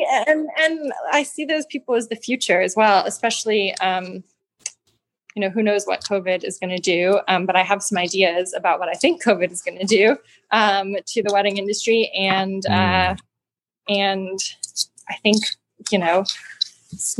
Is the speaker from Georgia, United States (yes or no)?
yes; Atlanta, Georgia, United States; moved away as an adult; now in Marshall, United States; I grew up in Georgia originally. I'm from Atlanta